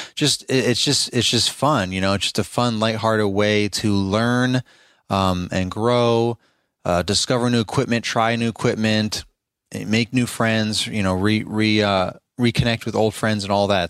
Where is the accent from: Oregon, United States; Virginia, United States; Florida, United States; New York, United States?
Virginia, United States; Richmond; my hometown over in richmond virginia area